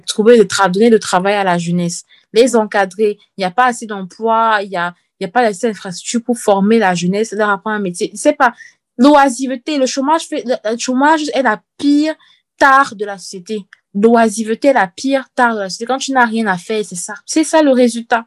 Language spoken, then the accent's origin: French; Cameroon; moved away; quand j'étais petite euh, au Cameroun